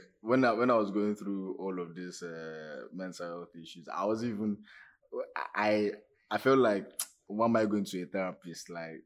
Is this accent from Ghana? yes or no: no; Nigeria; As a Nigerian man